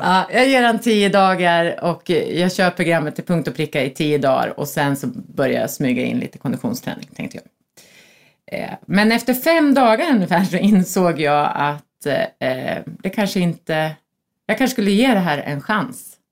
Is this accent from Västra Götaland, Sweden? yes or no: no; Norrköping, Östergötland, Sweden; also born or lived in Söderköping; now in Stockholm, Sweden; flyttade till Stockholm för tjugofem år sedan, tror jag, snart. Kommer från Norrköping och Söderköping, vilket hörs på min härliga dialekt